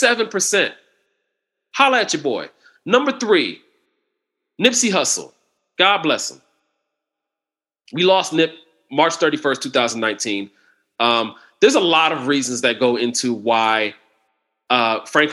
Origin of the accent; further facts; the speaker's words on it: Ohio, United States; I grew up in the Buckeye State.